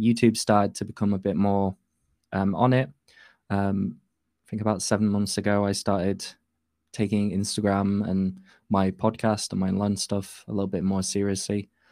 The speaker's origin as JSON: {"language": "English", "region": "Yorkshire and the Humber", "country": "United Kingdom", "said": "I'm from North Yorkshire in the U K."}